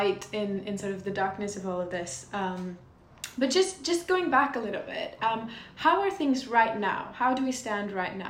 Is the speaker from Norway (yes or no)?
yes; Norway; I'm from Norway, we're 5 million people.